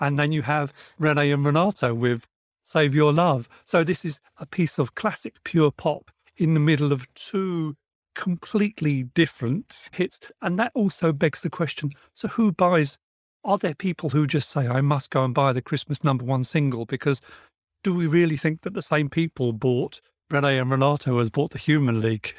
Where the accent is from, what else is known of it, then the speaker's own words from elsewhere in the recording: United Kingdom; here in the U K, we had Melody Maker, New Musical Express, Sounds, Record Mirror, and my pocket money would go on all of these.